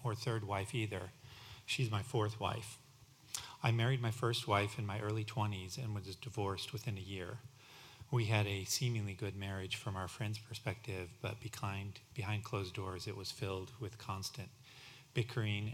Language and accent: English; Denver, Colorado, United States; I was raised in the Denver, Colorado area